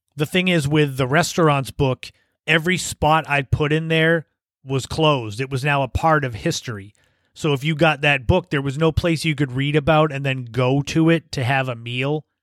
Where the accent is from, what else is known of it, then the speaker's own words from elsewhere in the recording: Cape Cod, Massachusetts, United States; growing up on the Cape, obviously, I spent lots of time at the beaches